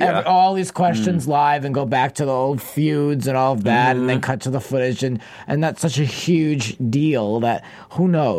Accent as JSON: {"language": "English", "region": "Rhode Island", "country": "United States", "tie": "born or raised there", "moved": "yes", "said": "Growing up in Rhode Island"}